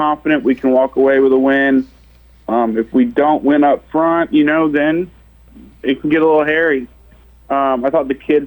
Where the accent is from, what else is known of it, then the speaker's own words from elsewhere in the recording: Florida, United States; now in Murfreesboro, United States; I'm from Florida